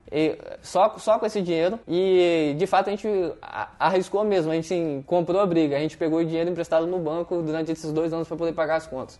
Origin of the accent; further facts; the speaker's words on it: Vitória, Espírito Santo, Brazil; eu sou de Vitória no Espírito Santo.